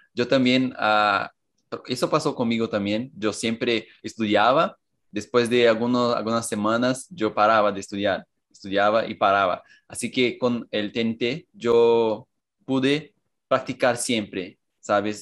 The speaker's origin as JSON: {"language": "Spanish", "town": "Cajamar", "region": "São Paulo", "country": "Brazil", "second_language": "Spanish", "said": "soy de São Paulo, Cajamar"}